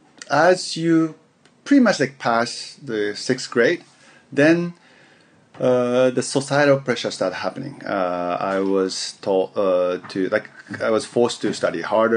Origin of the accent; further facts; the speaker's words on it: Yokohama, Kanagawa, Japan; English is a second language; moved away as an adult; also born or lived in United States; I was born and raised in Yokohama, Tokyo, near Tokyo, in Japan